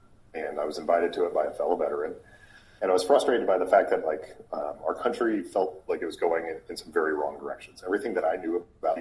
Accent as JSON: {"language": "English", "town": "Boise", "region": "Idaho", "country": "United States", "tie": "born or raised there", "also_born_or_lived": "Casper, Wyoming / Alaska", "moved": "as an adult", "said": "I grew up in Boise, Idaho, born in Casper, Wyoming, spent a little bit of time in Alaska, but from the age of six until I graduated high school, I was there in Boise"}